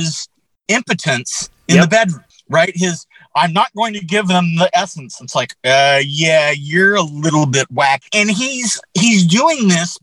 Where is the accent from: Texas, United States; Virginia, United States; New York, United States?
Texas, United States; I lived around many Rippers when I was growing up in Texas